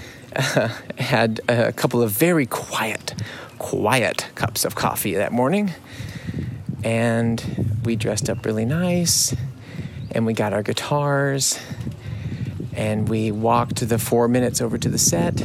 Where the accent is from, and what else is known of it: United States; now in Munich, Germany